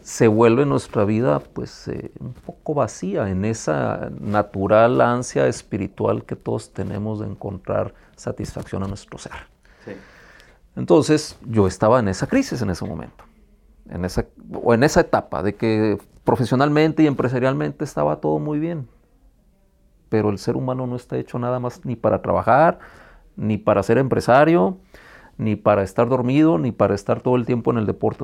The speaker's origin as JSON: {"language": "Spanish", "town": "Tijuana", "region": "Baja California", "country": "Mexico", "tie": "born or raised there", "said": "Soy tijuanense, residente de aquí, de este hermoso estado desde 1974, a donde llegué cuando tenía yo seis años de edad."}